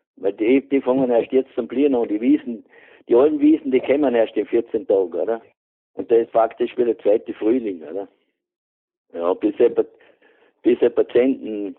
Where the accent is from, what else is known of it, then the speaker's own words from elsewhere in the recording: Carinthia, Austria; also born or lived in Vorarlberg; now in Hohenems, Austria; Ich bin ein Kärntner